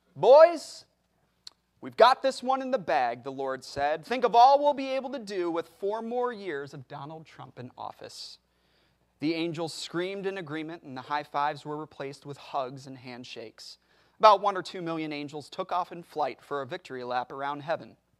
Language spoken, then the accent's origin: English; United States; I am an American. I know I don't look it, but I am an American